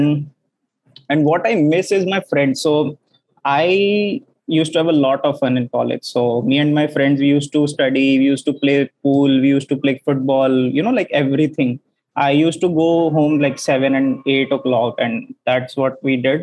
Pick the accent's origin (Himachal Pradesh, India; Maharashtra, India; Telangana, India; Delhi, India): Delhi, India; moved away as an adult; now in Kozhikode, India; I'm from Delhi. So normal engineer, computer science engineer, and all my education I've done in Delhi as well. So 10th, 12th grad